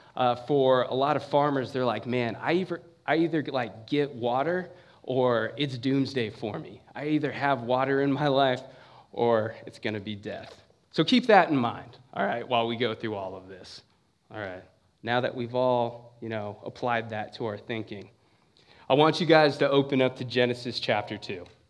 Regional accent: San Bernardino, California, United States; moved away as an adult; now in Ohio, United States; I'm from San Bernardino, California, for the most part

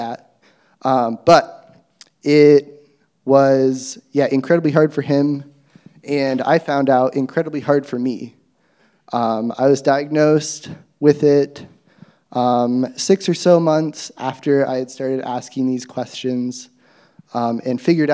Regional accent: Athens, Ohio, United States; I grew up in Athens in a Christian home

